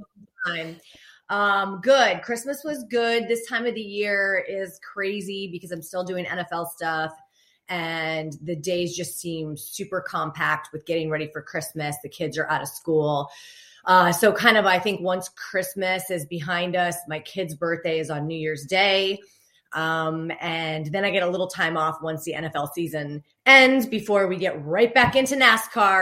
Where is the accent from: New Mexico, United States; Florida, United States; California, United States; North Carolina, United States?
Florida, United States; Fort Lauderdale; moved away as an adult; also born or lived in New York; now in Charlotte, United States; Growing up in Fort Lauderdale